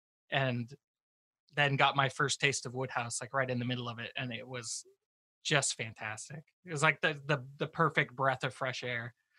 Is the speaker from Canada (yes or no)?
yes; Canada; So, like, growing up in Canada, we watched, like